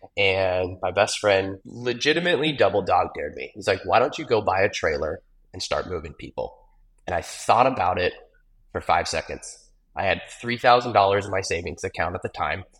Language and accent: English; Gilbert, Arizona, United States; Growing up in Gilbert